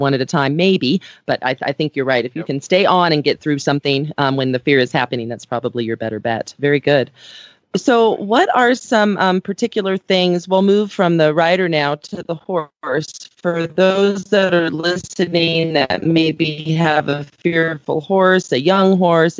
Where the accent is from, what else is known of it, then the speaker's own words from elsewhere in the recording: California, United States; moved away as an adult; now in Aurora, Colorado, United States; when I grew up in California